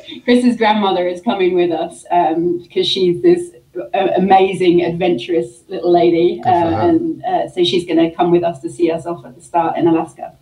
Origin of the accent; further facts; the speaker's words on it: London, United Kingdom; moved away as an adult; also born or lived in Brighton, United Kingdom / Michigan, United States; now in Utah, United States; I'm from the UK. Um, I'm originally from London, uh, but I, I, call Brighton home. I lived there for 10 years before moving to the States